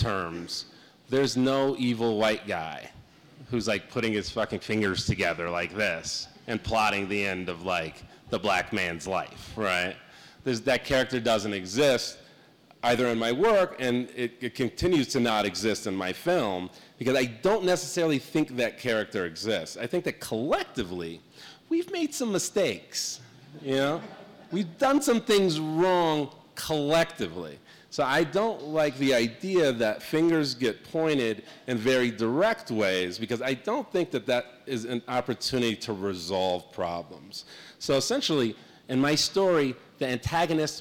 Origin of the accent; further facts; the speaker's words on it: Skokie, Illinois, United States; also born or lived in Chicago; now in New York, United States; I grew up in Skokie